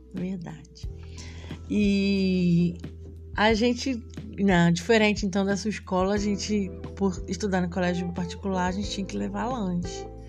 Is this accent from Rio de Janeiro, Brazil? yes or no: yes; Rio de Janeiro, Brazil; now in Espírito Santo, Brazil; Fui nascida e criada na comunidade de Três Pontes, no Rio de Janeiro, na Zona Oeste